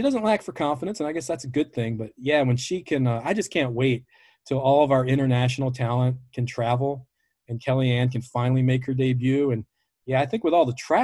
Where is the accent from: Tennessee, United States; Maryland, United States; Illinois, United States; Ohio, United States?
Maryland, United States; Baltimore; I'm from Baltimore